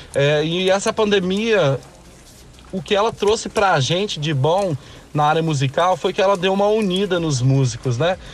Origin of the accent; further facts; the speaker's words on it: Linhares, Espírito Santo, Brazil; sou de Linhares, norte do nosso belíssimo estado, o Espírito Santo